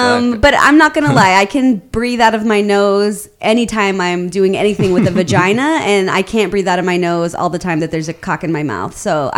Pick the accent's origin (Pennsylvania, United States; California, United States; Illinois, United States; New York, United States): California, United States; Los Angeles; I'm from Los Angeles